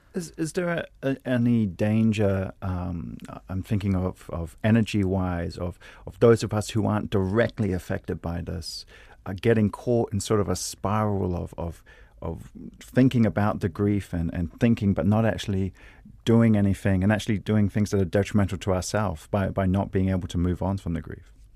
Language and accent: English; New Zealand; being a New Zealander